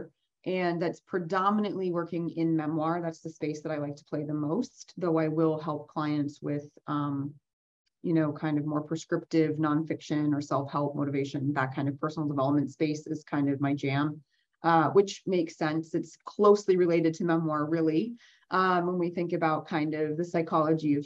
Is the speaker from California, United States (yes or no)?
no; Vermont, United States; moved away as an adult; moved back to Vermont where I originally was born and raised